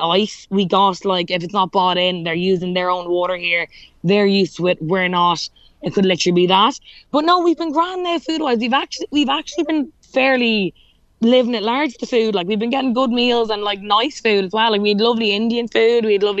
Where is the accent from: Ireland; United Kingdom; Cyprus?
Ireland; accent: Irish; my Irish accent